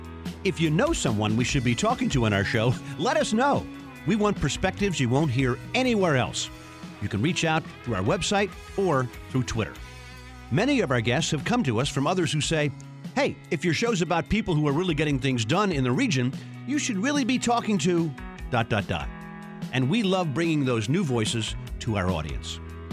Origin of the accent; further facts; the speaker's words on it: Baltimore, Maryland, United States; My hometown, under a lot of duress, as we all know, many major urban areas are, but Baltimore's having a rough time.